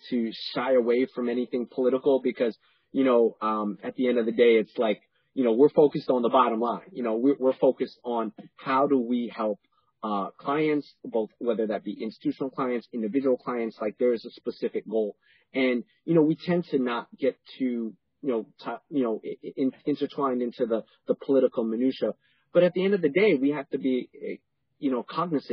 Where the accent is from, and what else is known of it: New York City, New York, United States; born or raised there; also born or lived in Panama